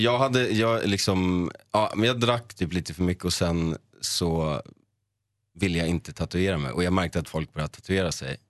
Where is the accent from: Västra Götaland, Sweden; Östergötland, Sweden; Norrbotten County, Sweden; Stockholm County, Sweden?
Stockholm County, Sweden; Sundbyberg; jag är från Sundbyberg och då finns det ett område som heter Hallonbergen. Hängde runt där med min bästa vän